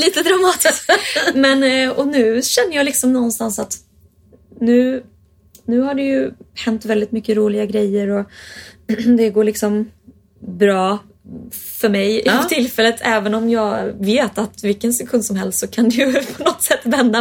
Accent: Sweden; jag är från Sverige

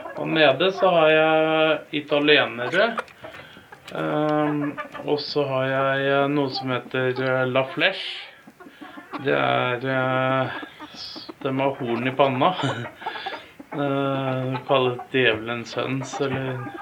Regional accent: Moss, Østfold, Norway; moved away as an adult; now in Skiptvet, Norway; Jeg er egentlig fra Moss og flytta opp

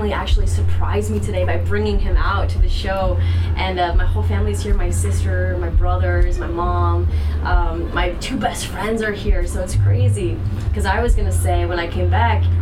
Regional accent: Boston, Massachusetts, United States; moved away; also born or lived in Irvine, California; born in Irvine, moved to Boston. I was like 2 years old, grew up there, then came back out here.

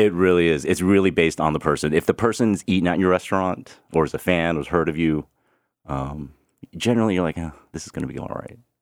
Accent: Houston, Texas, United States; moved away; I grew up in Houston

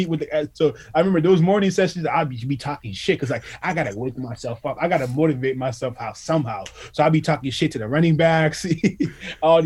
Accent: Ottawa, Ontario, Canada; I'm from Ottawa

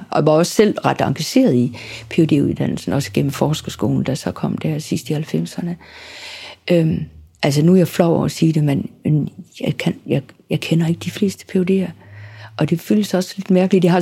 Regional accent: Southern Denmark, Denmark; selvom jeg er sønderjyde, så har Sønderjylland jo været Danmark nu i mange år efterhånden. Og øhm, jeg taler jo helt klart et dansk, som er præget af, at jeg ikke er fra København.

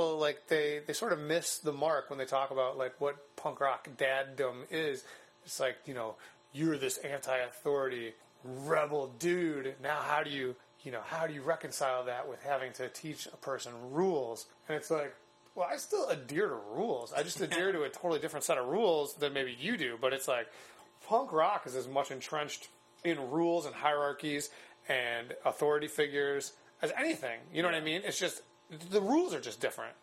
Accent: Chicago, Illinois, United States; I grew up in Chicago. I grew up about a mile and a half from the Beat Kitchen

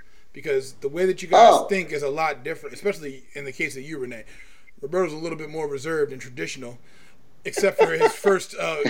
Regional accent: El Salvador; now in Canada; I'm not El Salvadorian anymore, I'm Canadian.

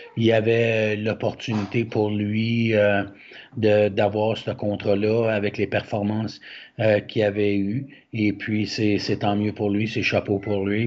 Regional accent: Quebec, Canada; nous, en tant que Québécois

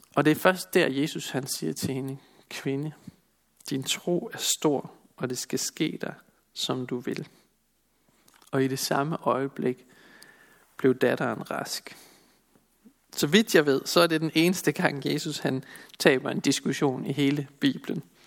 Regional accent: Denmark; Som danskere

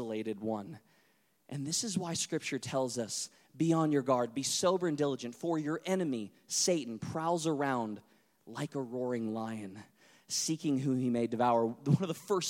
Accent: North Dakota, United States; I grew up in North Dakota, close to the Canadian border

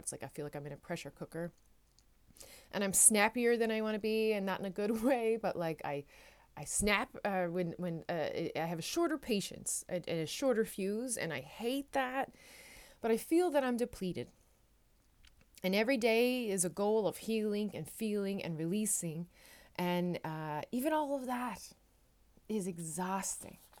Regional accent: Newfoundland and Labrador, Canada; now in Netherlands; I am a Newfoundlander and Canadian coming to you from a city just south of Amsterdam, uh, in the Netherlands

